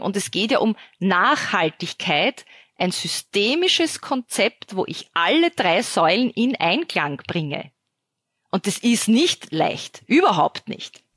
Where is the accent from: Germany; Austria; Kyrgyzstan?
Austria; ich als Österreicherin